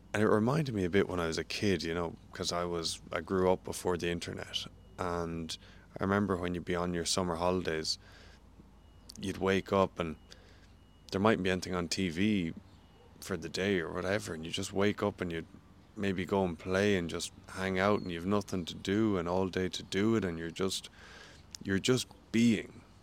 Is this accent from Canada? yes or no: no; Ireland; moved away as an adult; also born or lived in St. Louis, United States; now in New Zealand; growing up in Ireland